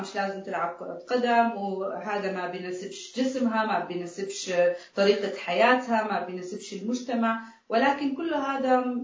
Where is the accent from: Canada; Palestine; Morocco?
Palestine; بحياتي كفلسطينيه عربيه عشت تحت ظروف صعبه وتحت احتلال